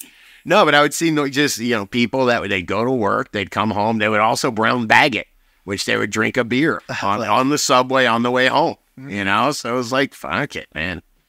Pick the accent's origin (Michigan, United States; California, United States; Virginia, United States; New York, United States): New York, United States; New York City; I'm from New York fucking city, all right?